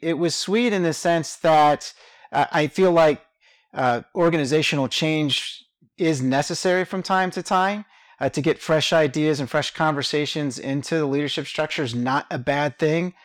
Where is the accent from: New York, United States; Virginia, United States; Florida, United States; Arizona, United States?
Virginia, United States; Richmond; moved away as an adult; now in Atlanta, United States; I was born and raised in Richmond, Virginia